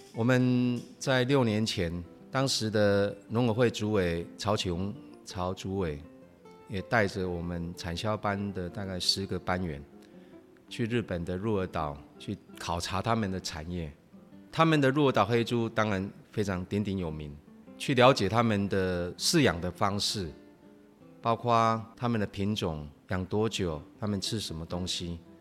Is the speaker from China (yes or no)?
no; Taiwan; 我也是客家人